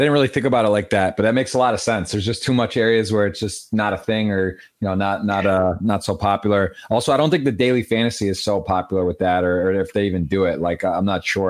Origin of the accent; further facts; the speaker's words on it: Ann Arbor, Michigan, United States; I grew up in Detroit, Ann Arbor. I can't claim Detroit. Michigan.